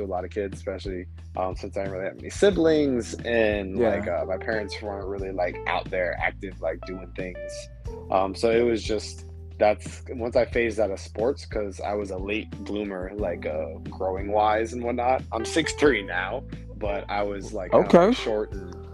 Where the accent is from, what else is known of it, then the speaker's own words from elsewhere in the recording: Clearwater, Florida, United States; moved away as an adult; now in Orlando, United States; I'm originally from Clearwater, Florida. That's near, over on the west side near Tampa. But I've stayed in Orlando since 2014